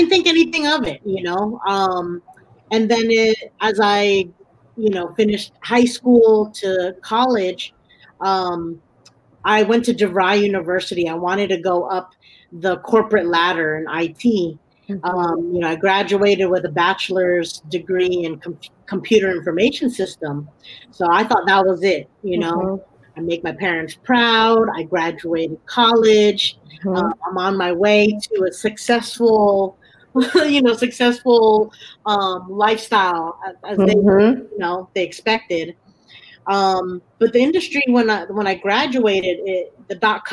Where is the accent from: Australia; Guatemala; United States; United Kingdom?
United States; Bay Area, California; also born or lived in New Jersey; growing up in the Bay Area